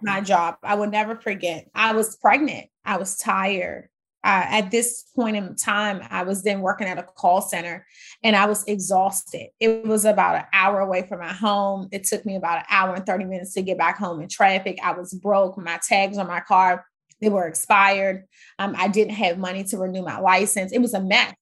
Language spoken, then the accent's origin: English; Washington, District of Columbia, United States; also born or lived in Maryland / Virginia; I grew up in Washington, D C. Yeah, Maryland, Virginia area